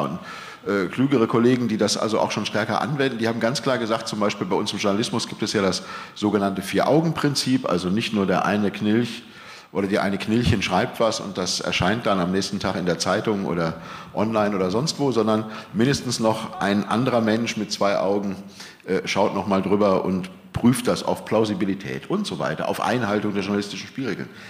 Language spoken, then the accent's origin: German; Germany; sind wir Deutsche